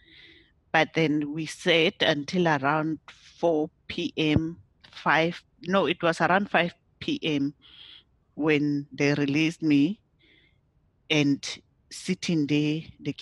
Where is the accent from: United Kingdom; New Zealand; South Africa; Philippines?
South Africa; moved away as an adult; now in Ireland; I am coming from South Africa. That's where I was born. I was born in South Africa